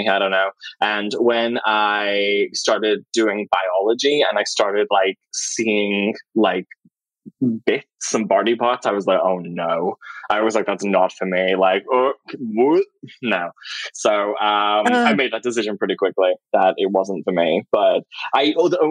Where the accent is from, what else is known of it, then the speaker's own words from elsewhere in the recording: Liverpool, North West England, United Kingdom; I grew up in a borough called Knowsley, which is just outside Liverpool